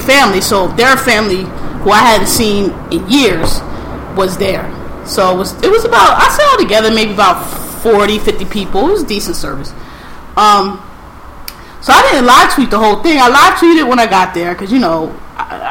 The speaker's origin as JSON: {"language": "English", "town": "Philadelphia", "region": "Pennsylvania", "country": "United States", "said": "so I'm from Philly"}